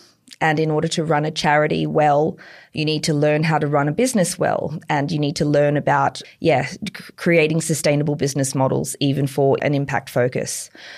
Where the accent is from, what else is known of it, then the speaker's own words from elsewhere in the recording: Queensland, Australia; Yeah, I'm from Bobcatter country. I'm from a country where we grew up line dancing and it's very different to here.